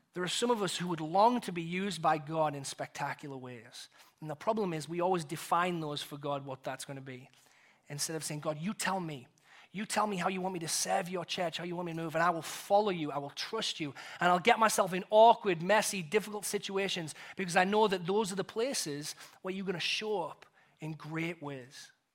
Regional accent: England, United Kingdom; moved away; as an Englishman

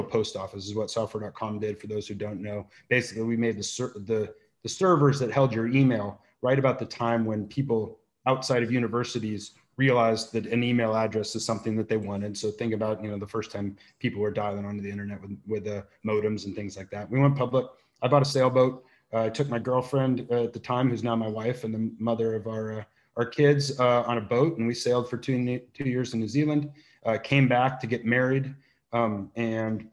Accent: Santa Barbara, California, United States; also born or lived in Boulder, Colorado; Santa Barbara's my hometown. I went to Foothill Elementary School

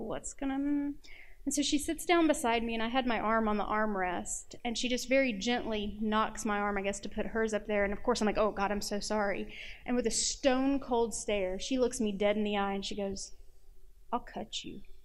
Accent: Nashville, Tennessee, United States; I'm from Nashville

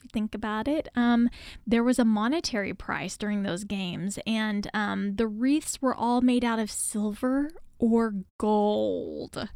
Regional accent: United States

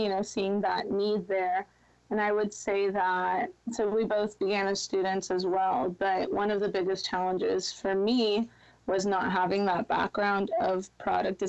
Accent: Guatemala; I'm from Guatemala

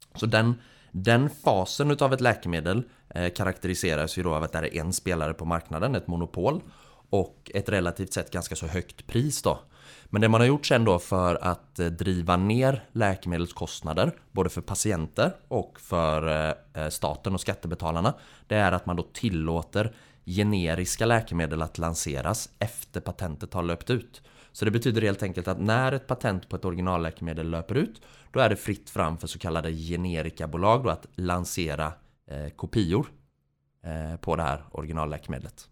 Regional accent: Gothenburg, Västra Götaland, Sweden; moved away; utbildningsmässigt så är jag civilingenjör i teknisk fysik från Chalmers nere i Göteborg, där jag också kommer från

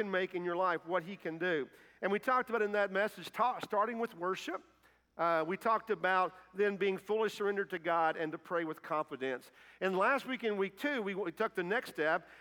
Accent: Kentucky, United States; moved away as an adult; also born or lived in Indiana; I'm not from Indiana. I'm from Kentucky, but I did mission work there for several years and got to come back home

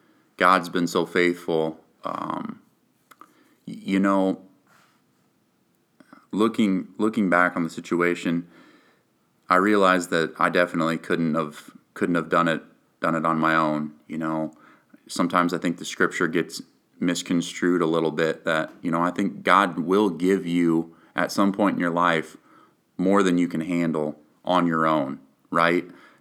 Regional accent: Rhinebeck, New York, United States; the entire town of Rhinebeck, where we lived at the time, that's my hometown, rallied around us

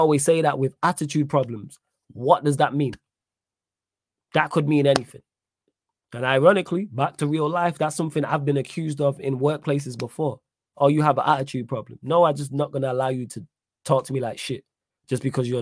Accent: Manchester, North West England, United Kingdom; I'm from Manchester. Manc born and bred

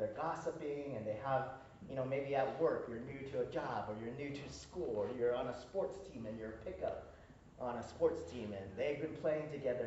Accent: Seattle, Washington, United States; also born or lived in Hawaii; I'm from Seattle.

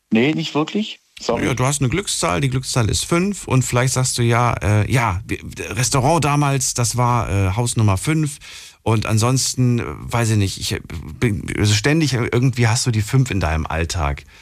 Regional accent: Lohmar, North Rhine-Westphalia, Germany; Ich komme aus Birk.

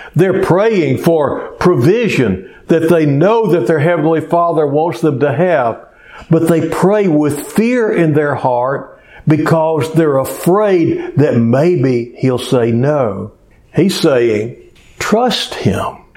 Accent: Cleveland, Texas, United States; when I was growing up in Cleveland, Texas, there was about 5,600 people when I was a kid.

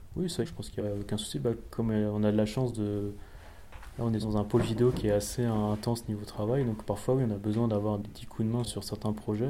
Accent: Alsace, Grand Est, France; je suis alsacien

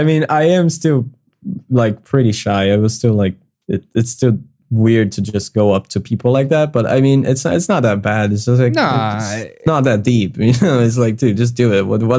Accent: Brazil; accent: Brazilian; English is a second language; improving my accent so that I don't sound too Brazilian, because I don't like the Brazilian accent.

